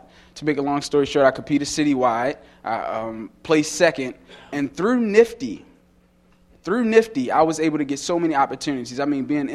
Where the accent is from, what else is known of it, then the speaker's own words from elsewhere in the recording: Baltimore, Maryland, United States; I grew up in the heart of Baltimore City, Greenmount Avenue, on a little street called Brentwood off of 24th.